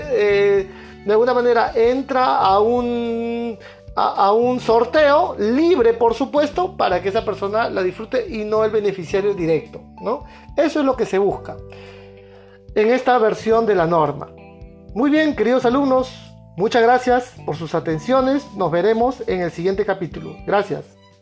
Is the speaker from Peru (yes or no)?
yes; Peru; en mi país, aquí en Perú